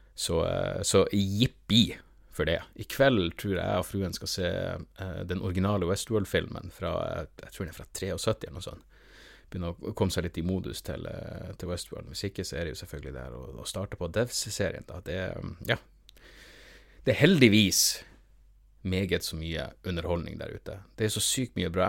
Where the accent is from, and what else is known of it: Norway